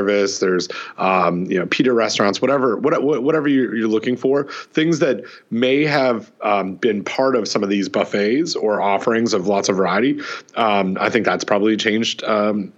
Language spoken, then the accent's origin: English; Canada; Growing up in Canada